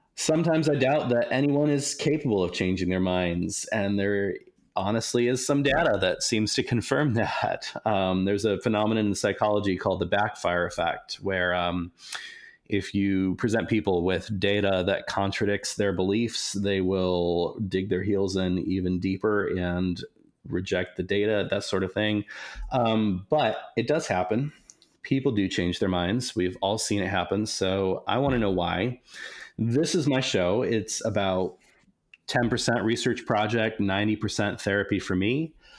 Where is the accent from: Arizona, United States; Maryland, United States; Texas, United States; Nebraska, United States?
Nebraska, United States; Lincoln; moved away; Lincoln, Nebraska, which is the town I grew up